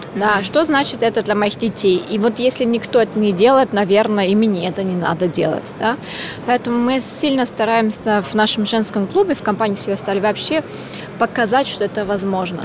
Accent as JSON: {"language": "Russian", "country": "Austria", "tie": "born or raised there", "second_language": "Russian", "moved": "yes", "lives_now": "Russia", "said": "я ещё и иностранка. Я родилась в Австрии, я работаю в России"}